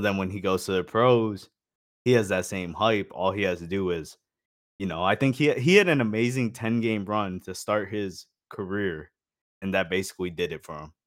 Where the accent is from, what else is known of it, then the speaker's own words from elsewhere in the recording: Phoenix, Arizona, United States; I lived in Phoenix and, like, I grew up in Phoenix